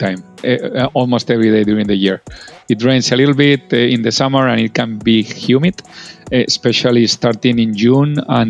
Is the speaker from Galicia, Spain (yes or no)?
no; Madrid, Community of Madrid, Spain; accent: thick Spanish; English is a second language; moved away as an adult; also born or lived in Japan / Kuwait / India / Miami; now in New York, United States; originally from Spain, you probably noticed from my thick accent, and it will be more obvious in the minutes ahead. But I have been in US for a long time, but still accents never change. And I had the fortune to live all over the world.